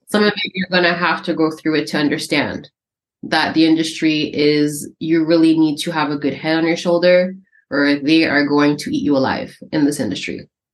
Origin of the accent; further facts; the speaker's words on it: Canada; I'm born and raised in Canada